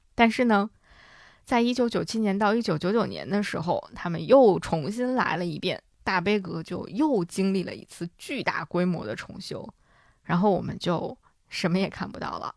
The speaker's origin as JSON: {"language": "Chinese", "region": "Hebei", "country": "China", "tie": "born or raised there", "moved": "yes", "said": "在我在河北生活长大的那些年里"}